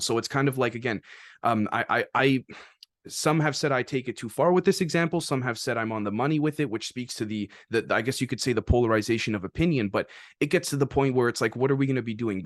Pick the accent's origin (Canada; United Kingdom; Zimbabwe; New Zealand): Canada; as a Canadian